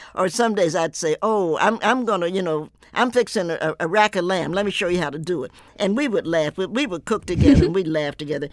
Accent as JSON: {"language": "English", "region": "the South", "country": "United States", "tie": "born or raised there", "said": "I grew up in the South"}